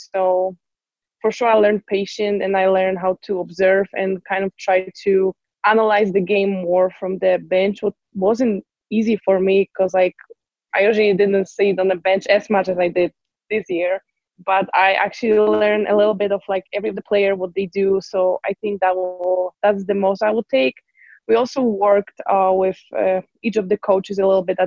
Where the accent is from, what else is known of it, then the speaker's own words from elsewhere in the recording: Poznań, Greater Poland, Poland; English is a second language; moved away as an adult; also born or lived in El Paso, Texas; now in Utah, United States; We have like a river in Poznań in my hometown